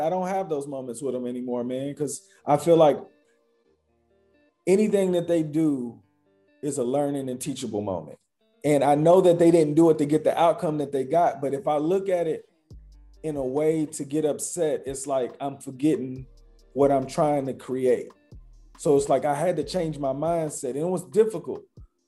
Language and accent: English; Louisville, Kentucky, United States; I grew up in Louisville, Kentucky